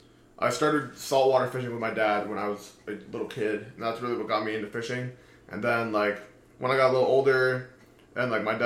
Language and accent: English; Oviedo, Florida, United States; moved away as an adult; I grew up over in Oviedo, which is over by UCF.